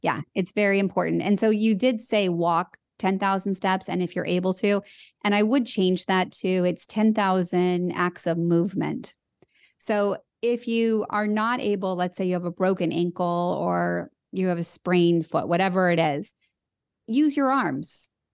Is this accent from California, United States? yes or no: yes; Los Angeles, California, United States; I was born in Los Angeles and it was all I knew